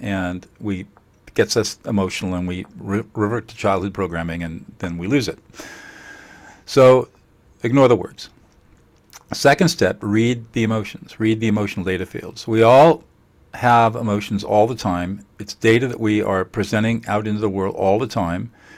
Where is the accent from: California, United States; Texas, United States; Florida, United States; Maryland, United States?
California, United States; San Marino; I grew up in San Marino in, uh, and uh, in the 50s